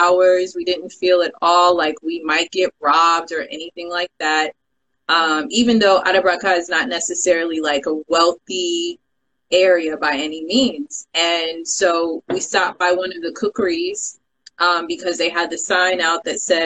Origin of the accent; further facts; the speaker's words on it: Sierra Leone; not being Ghanaian, I'm Sierra Leonean.